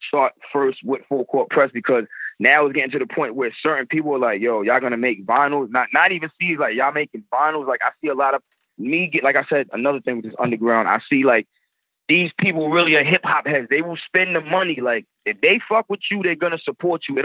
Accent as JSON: {"language": "English", "area": "Long Island, Suffolk County", "region": "New York", "country": "United States", "also_born_or_lived": "Virginia", "said": "from New York, I'm from Long Island"}